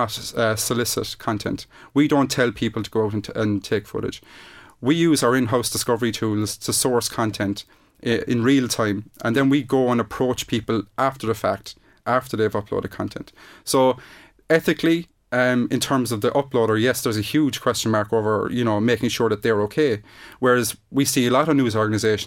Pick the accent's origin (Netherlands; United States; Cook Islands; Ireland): Ireland; we are Irish